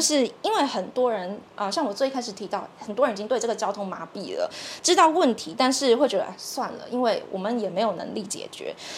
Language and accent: Chinese; Taiwan; 我们台湾人